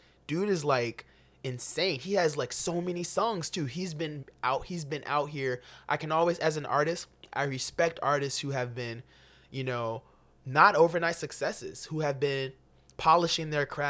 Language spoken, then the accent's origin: English; Chicago, Illinois, United States; especially as a kid growing up in Chicago. You can relate to, you know, all of the experience almost in the story, especially as an inner city black kid.